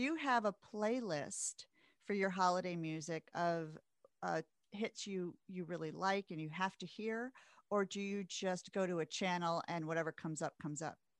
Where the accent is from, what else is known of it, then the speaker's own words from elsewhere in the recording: Midwest, United States; growing up in the Midwest